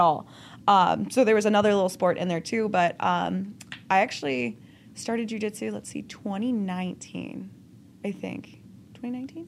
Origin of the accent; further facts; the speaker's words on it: Lockport, Illinois, United States; accent: Chicago; I grew up in just outside, like, Chicago suburbs